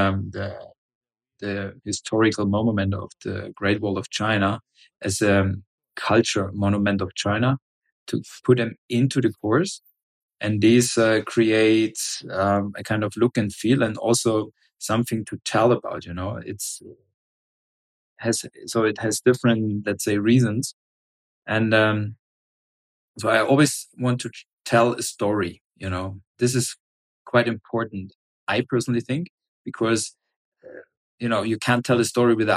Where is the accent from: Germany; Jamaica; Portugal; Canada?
Germany; I'm from Germany